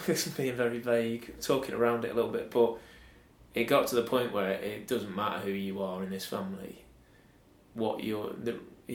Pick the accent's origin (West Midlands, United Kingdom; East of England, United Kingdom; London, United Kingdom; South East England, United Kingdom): West Midlands, United Kingdom; Stafford; moved away as an adult; now in Manchester, United Kingdom; Stafford, where I'm from